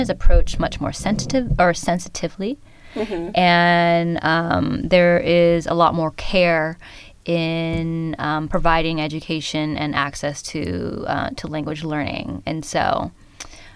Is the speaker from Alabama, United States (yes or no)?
no; San Jose, California, United States; first language Khmer; English is a second language; I was born and raised in San Jose, California